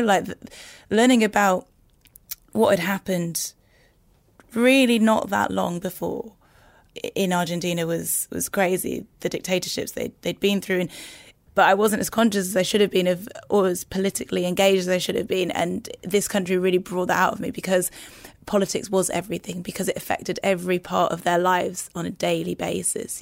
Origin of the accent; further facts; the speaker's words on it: Newcastle upon Tyne, North East England, United Kingdom; moved away as an adult; Growing up in Newcastle